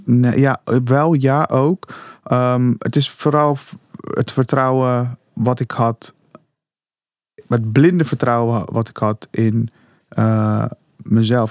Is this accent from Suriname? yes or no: yes; Suriname; moved away; also born or lived in Curaçao; Ik kom uit Suriname. Ik ben geboren op Curaçao.